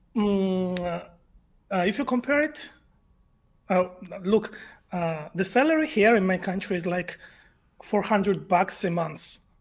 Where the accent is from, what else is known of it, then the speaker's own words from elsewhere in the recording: Georgia; English is a second language; I'm from Eastern Europe. Uh, if you know the Georgia